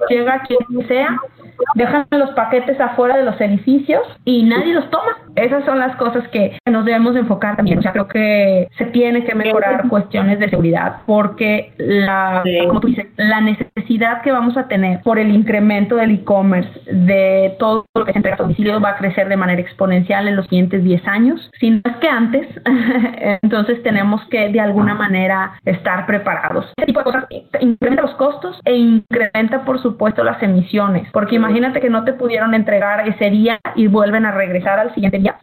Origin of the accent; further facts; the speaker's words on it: Mexico; moved away as an adult; now in United States; como mexicanos